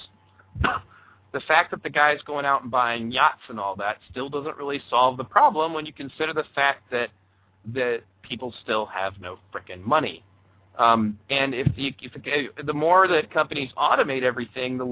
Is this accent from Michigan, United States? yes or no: yes; Michigan, United States; my home state of Michigan